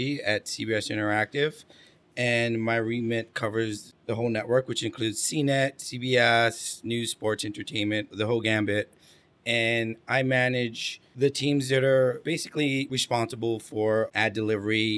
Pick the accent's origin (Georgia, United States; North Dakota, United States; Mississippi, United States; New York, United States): New York, United States; New York City; I'm a New Yorker. Grew up in Alphabet City in the Lower East Side